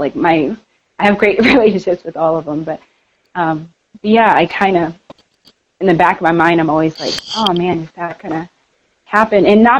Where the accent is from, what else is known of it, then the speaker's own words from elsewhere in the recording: Denver, Colorado, United States; so where are you from? And I said, Denver?